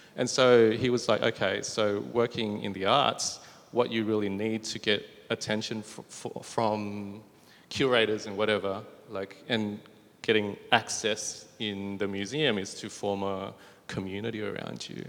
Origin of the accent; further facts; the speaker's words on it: Bankstown, New South Wales, Australia; growing up in Bankstown